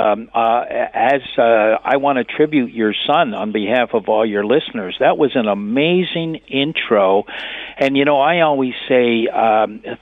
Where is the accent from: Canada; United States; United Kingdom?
Canada; we are united as Canadians